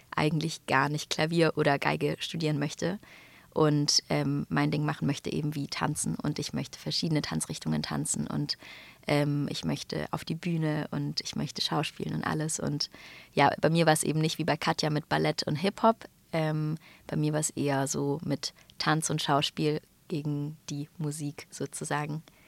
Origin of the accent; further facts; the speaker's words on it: Stuttgart, Baden-Württemberg, Germany; aus meiner Heimat Stuttgart